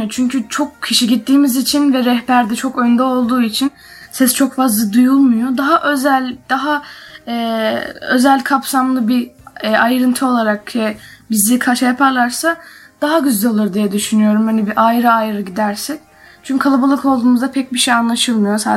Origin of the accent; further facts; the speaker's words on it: Istanbul, Turkey; İstanbul'da doğdum. İstanbulluyum.